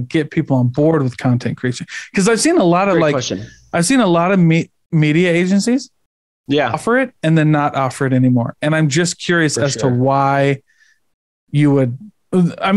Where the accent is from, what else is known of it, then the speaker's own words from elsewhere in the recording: Midwest, United States; I'm from the Midwest